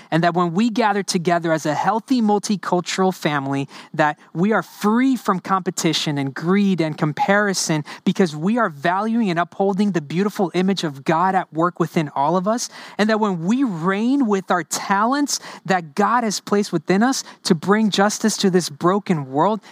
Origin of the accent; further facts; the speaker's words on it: New Orleans, Louisiana, United States; first language Spanish; English is a second language; also born or lived in Honduras; I grew up in the New Orleans area